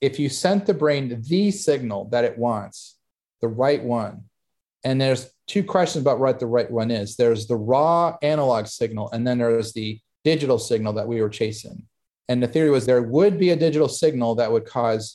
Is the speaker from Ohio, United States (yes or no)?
no; Hollywood, Florida, United States; that place was where I grew up in Hollywood.